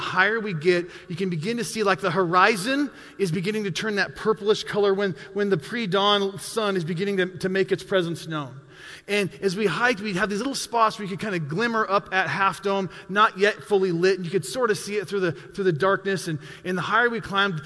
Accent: Montana, United States; I'm a mountain guy. I grew up in Montana

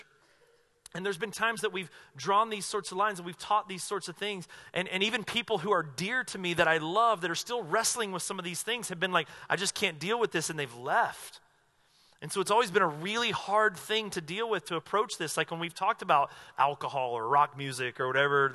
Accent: North Carolina, United States; now in Southern Oregon, United States; where I grew up in North Carolina

